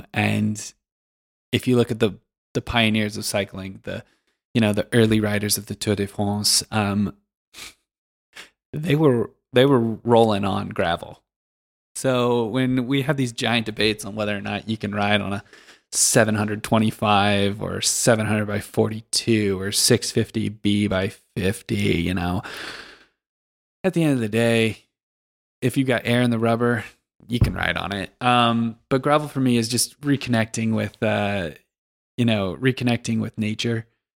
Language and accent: English; Western US, United States; You know, I grew up in the Western U.S. and I guess I took for granted how wild it can be.